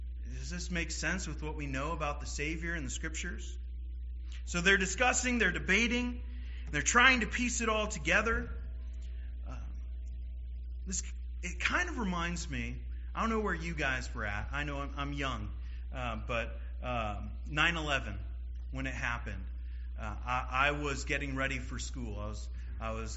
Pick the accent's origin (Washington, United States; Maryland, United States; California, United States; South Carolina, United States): Washington, United States; Seattle; moved away; I'm from Seattle, Washington